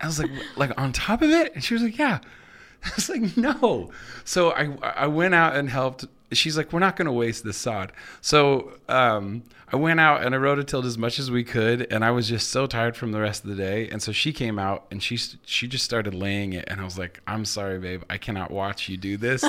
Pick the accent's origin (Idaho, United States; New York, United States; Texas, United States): Idaho, United States; Moscow; also born or lived in Seattle / Nampa / Nashville; now in Boise, United States; I grew up in Moscow, lived in Seattle